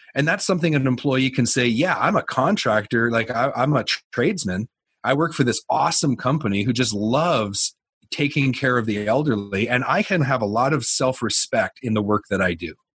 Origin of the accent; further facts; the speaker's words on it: Canada; I'm a Canadian.